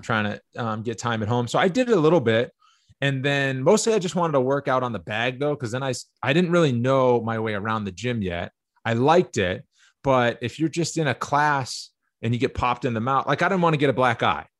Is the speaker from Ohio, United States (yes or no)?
no; Cape Cod, Massachusetts, United States; I'm from Cape Cod. Cape Cod guy, you know, it was Boston versus New York, everything